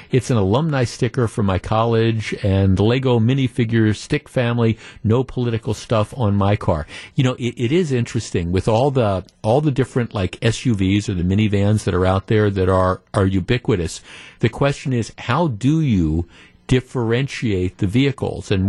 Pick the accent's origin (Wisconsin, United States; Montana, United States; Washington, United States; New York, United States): Wisconsin, United States; now in Dallas, United States; No one here in Dallas can figure it out. People know I'm from Wisconsin.